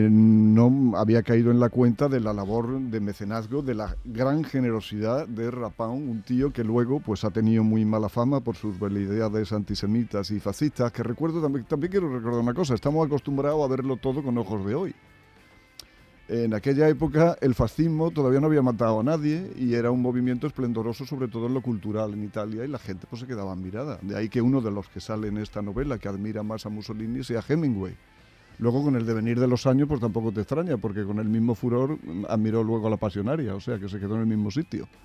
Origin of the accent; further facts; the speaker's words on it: Spain; o como yo soy español, para no meterte en el lío.